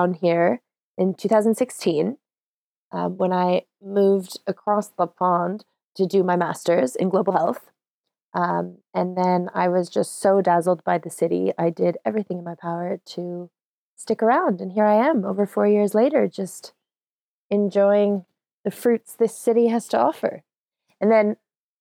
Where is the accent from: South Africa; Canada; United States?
Canada; Toronto, Ontario; now in London, United Kingdom; growing up in Toronto